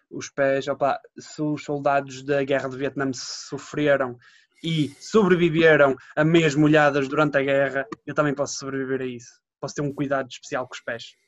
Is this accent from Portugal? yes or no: yes; Matosinhos, Porto District, Portugal; Minha terra é a praia do povo